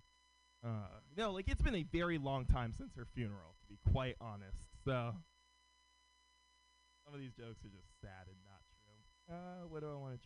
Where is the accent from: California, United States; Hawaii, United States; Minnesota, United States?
California, United States; San Francisco; Born and raised in San Francisco